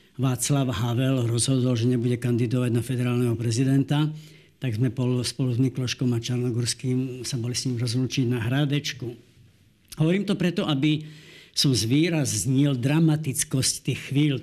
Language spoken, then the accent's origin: Slovak; Slovakia; my sme Slováci, my sme vlastenci